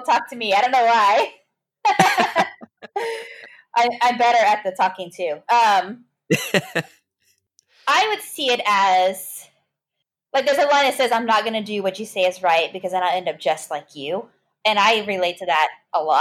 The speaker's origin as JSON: {"language": "English", "town": "Bandera", "region": "Texas", "country": "United States", "tie": "born or raised there", "said": "my hometown is called Bandera"}